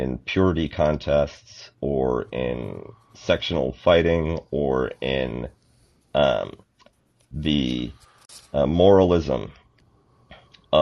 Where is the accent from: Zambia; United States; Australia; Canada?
Canada; growing up in Canada